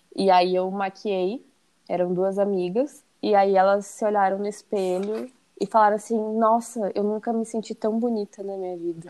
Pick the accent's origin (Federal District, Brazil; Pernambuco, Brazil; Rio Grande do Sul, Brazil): Rio Grande do Sul, Brazil; Porto Alegre; Eu sou de Porto Alegre e moro em Porto Alegre